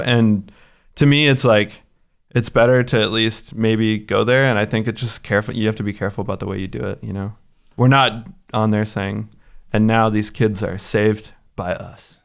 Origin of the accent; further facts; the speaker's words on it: United States; now in Kosovo; as an American